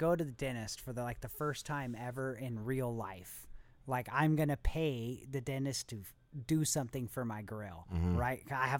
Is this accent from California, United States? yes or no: yes; Southern California, United States; I was raised in Southern California where it's like a conglomeration of everybody.